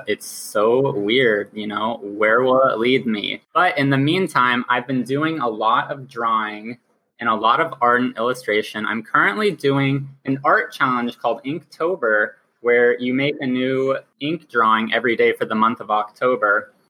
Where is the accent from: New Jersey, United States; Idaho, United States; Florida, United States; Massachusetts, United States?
Idaho, United States; Boise; now in Portland, United States; I am in Portland, just, you know, chilling here. But I moved from Boise, Idaho, very dry, very unpopulated. And I came here for school.